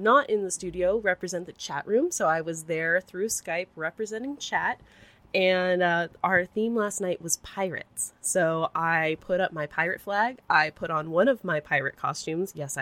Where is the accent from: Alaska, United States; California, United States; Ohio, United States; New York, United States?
California, United States; San Jose; also born or lived in San Diego, California; I was born and raised in San Jose, California, which is Silicon Valley